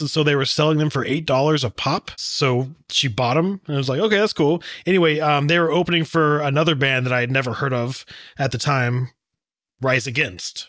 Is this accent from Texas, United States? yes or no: yes; Texas, United States; I'm from Texas